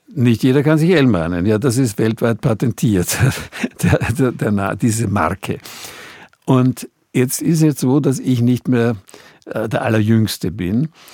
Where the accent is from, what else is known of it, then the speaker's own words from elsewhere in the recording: Austria; also born or lived in Bonn, Germany / Hamburg, Germany; als Österreicher